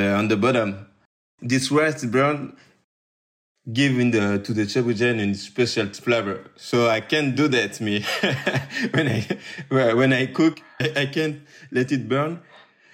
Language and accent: English; suburbs of Paris, Île-de-France, France; I grew up in the banlieue of Paris